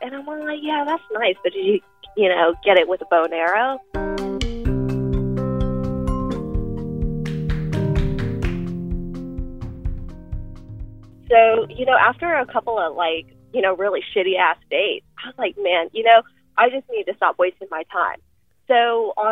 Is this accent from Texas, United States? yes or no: yes; Austin, Texas, United States; I am a paralegal in personal injury law, and I'm from Austin, Texas.